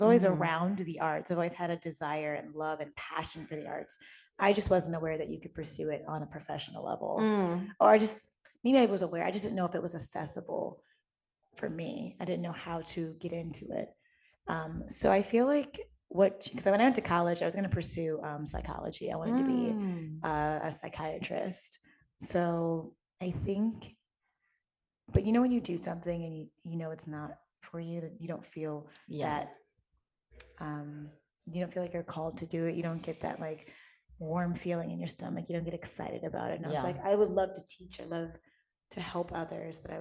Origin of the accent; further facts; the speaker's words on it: Midwest, United States; I'm from the Midwest